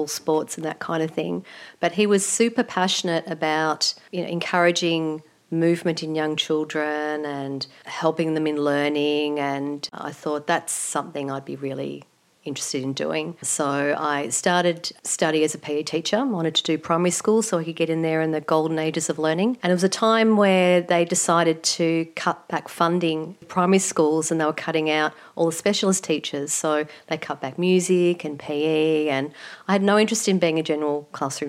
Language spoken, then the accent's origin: English; Melbourne, Victoria, Australia; I grew up in the eastern suburbs, and pretty much all of my life I've lived in that area, so born and bred in Melbourne.